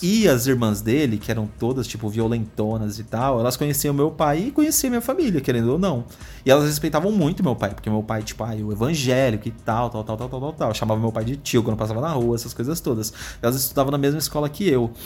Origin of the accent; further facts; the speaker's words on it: Itapecerica da Serra, São Paulo, Brazil; Nasci em São Paulo mesmo, lá no centro. E vivi a minha vida inteira em Tapecerica da Serra, que fica na zona sul de São Paulo